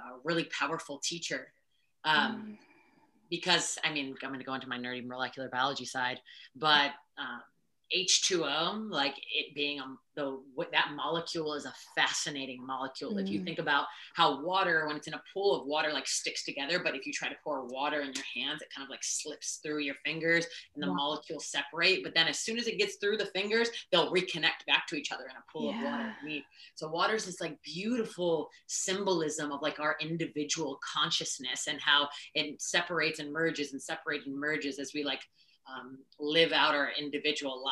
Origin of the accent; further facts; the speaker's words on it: Chicago, Illinois, United States; moved away as an adult; now in San Diego, United States; I am a Chicago City girl. I grew up in Chicago, but I moved to San Diego about 12 years ago